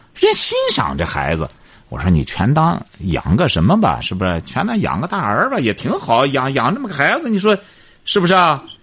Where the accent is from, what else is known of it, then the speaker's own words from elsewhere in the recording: China; 我们中国人